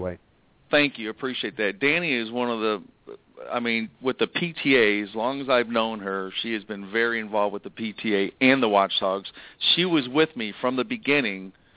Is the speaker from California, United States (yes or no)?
no; Michigan, United States; moved away; I am moving back to Michigan and I am from Michigan